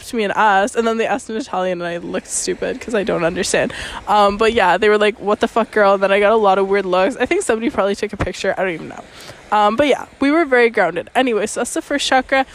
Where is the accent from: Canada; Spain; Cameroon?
Canada; now in Venice, Italy; my Canadian ass